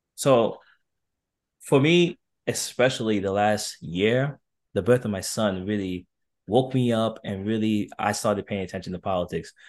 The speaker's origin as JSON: {"language": "English", "town": "New York City", "region": "New York", "country": "United States", "tie": "born or raised there", "said": "it was definitely challenging growing up in New York"}